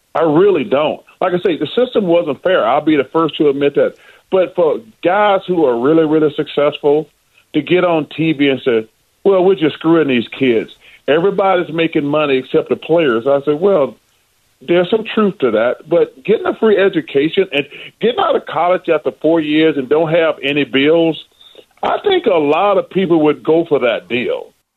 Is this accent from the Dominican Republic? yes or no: no; Alabama, United States; growing up in Alabama and being an Auburn grad